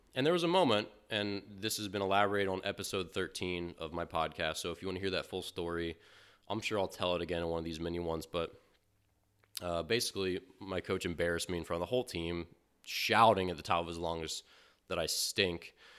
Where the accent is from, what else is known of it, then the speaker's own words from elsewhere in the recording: Maryland, United States; moved away; growing up in Maryland